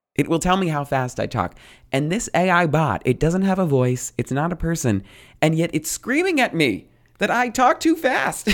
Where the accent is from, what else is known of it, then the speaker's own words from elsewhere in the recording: New Jersey, United States; I'm a Jersey boy